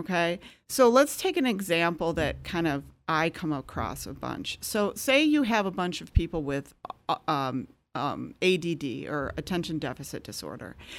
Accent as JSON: {"language": "English", "region": "Michigan", "country": "United States", "also_born_or_lived": "San Francisco / Chicago", "moved": "as an adult", "said": "I'm from Michigan"}